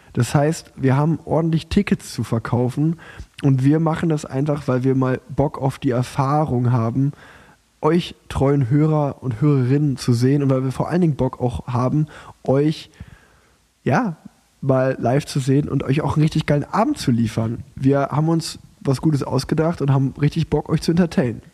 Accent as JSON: {"language": "German", "town": "Cologne", "region": "North Rhine-Westphalia", "country": "Germany", "said": "wir beiden als Kölner"}